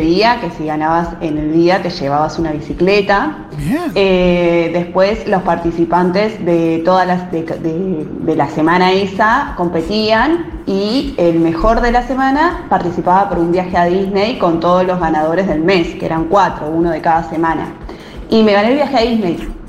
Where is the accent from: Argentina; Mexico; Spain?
Argentina; Banfield, Buenos Aires Province; soy de Banfield.